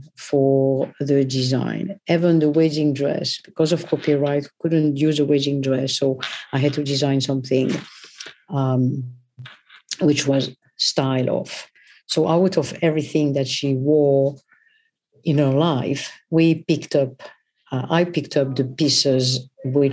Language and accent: English; Paris, Île-de-France, France; now in London, United Kingdom; I was born in Paris, but I grew up in Paris